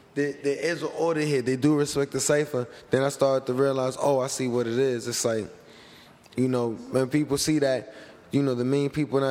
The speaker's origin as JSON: {"language": "English", "town": "New York City", "region": "New York", "country": "United States", "said": "I come from them real Cyphers, South Bronx Cyphers"}